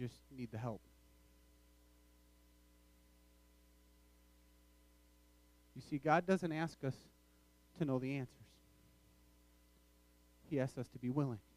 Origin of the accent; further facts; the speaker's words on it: Wisconsin, United States; moved away; also born or lived in Michigan; I grew up in Wisconsin